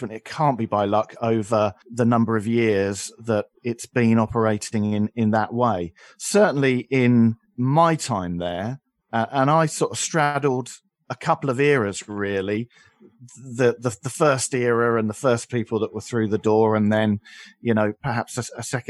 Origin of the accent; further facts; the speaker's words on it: Aylesbury, South East England, United Kingdom; I was broadcasting in my hometown